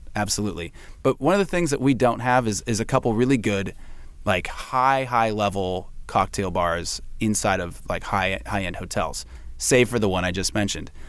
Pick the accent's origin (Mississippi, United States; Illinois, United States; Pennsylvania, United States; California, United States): California, United States; San Francisco; moved away; I'm from San Francisco in the Bay Area, and I bounced around a bit